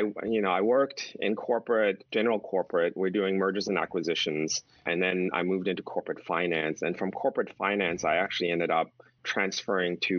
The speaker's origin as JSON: {"language": "English", "town": "Houston", "region": "Texas", "country": "United States", "tie": "born or raised there", "also_born_or_lived": "New York", "moved": "as an adult", "lives_now": "California, United States", "said": "I grew up in Texas"}